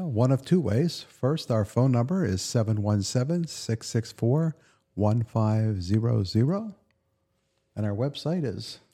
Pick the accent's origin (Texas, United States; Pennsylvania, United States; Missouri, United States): Pennsylvania, United States; Western; moved away as an adult; also born or lived in Pittsburgh / Elizabethtown; I grew up in Western Pennsylvania